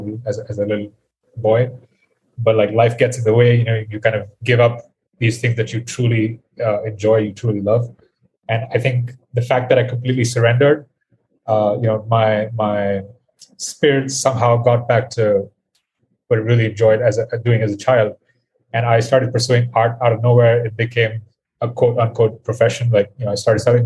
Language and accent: English; India; I am from India. I currently live here as well